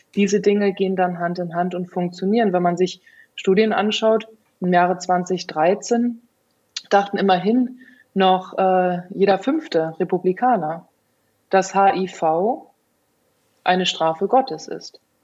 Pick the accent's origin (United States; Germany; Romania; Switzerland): Germany; bei uns in Deutschland